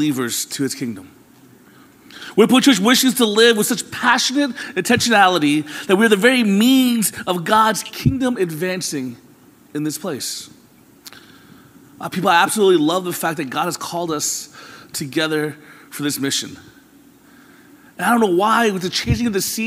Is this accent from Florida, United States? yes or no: yes; Florida, United States; moved away; I'm from Florida, where there really aren't any seasons.